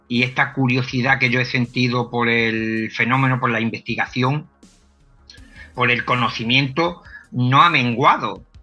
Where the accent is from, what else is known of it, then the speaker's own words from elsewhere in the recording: Cádiz, Andalusia, Spain; yo soy de, de Cádiz, de una zona de aquí de, España